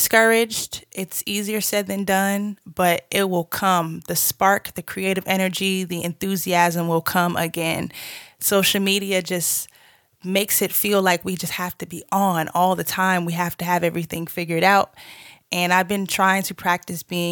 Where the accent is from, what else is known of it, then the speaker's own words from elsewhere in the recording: Boston, Massachusetts, United States; moved away as an adult; also born or lived in Georgia; now in Los Angeles, United States; I'm originally from Boston, Massachusetts